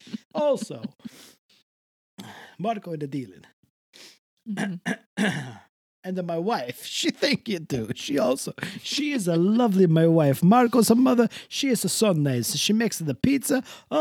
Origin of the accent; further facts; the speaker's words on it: Canada; Call it the cold past, which is what I would call it, honestly, because I am a Canadian.